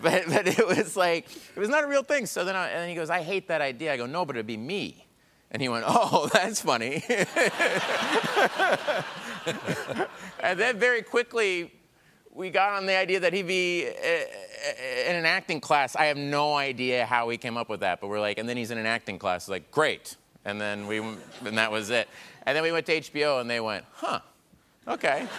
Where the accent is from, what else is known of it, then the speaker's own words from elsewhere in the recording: Tulsa, Oklahoma, United States; I'm from Tulsa, Oklahoma